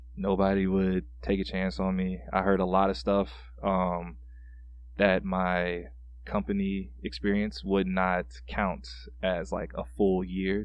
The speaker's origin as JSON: {"language": "English", "town": "Panama City", "region": "Florida", "country": "United States", "moved": "as an adult", "lives_now": "Minnesota, United States", "said": "I'm originally from Panama City, Florida."}